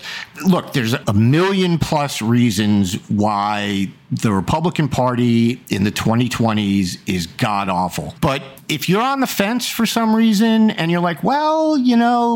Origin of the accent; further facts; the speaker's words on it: New York, United States; I grew up in New York